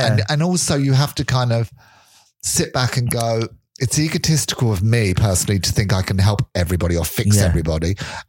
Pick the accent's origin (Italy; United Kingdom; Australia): United Kingdom; England; accent: English; moved away as an adult; also born or lived in London; now in Skerries, Ireland; I forget I have an English accent until people say it to me.